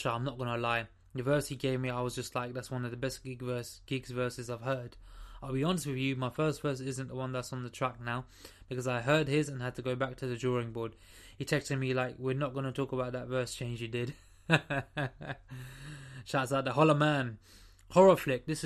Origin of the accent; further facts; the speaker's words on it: Trinidad & Tobago; I'm from Trinidad